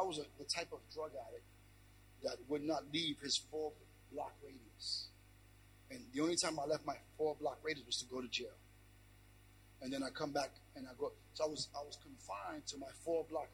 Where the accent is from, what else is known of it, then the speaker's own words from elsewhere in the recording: New York City, New York, United States; I'm born in New York, Brooklyn, New York